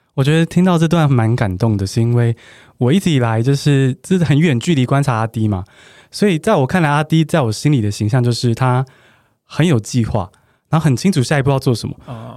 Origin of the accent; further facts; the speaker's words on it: Taiwan; 我就在台湾长大